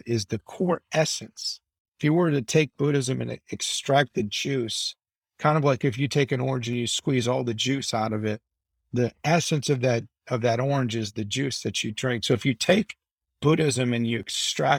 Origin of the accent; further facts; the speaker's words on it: United States; I'm American. I grew up in a transactional society.